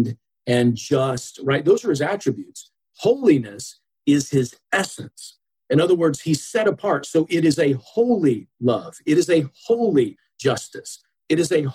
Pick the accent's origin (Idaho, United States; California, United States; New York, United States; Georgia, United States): Georgia, United States; Atlanta; now in Buffalo, United States; I grew up in Georgia. And so I'm originally from the southeast portion of the United States, metro Atlanta area.